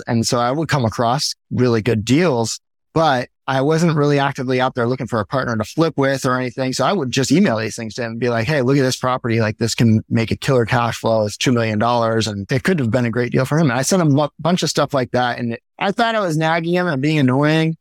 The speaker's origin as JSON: {"language": "English", "town": "Miami", "region": "Florida", "country": "United States", "tie": "born or raised there", "moved": "yes", "lives_now": "Maui, United States", "said": "I grew up in Miami, Florida"}